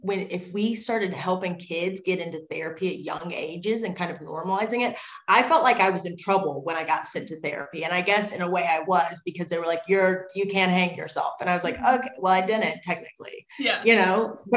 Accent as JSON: {"language": "English", "region": "Virginia", "country": "United States", "said": "Small town in Virginia."}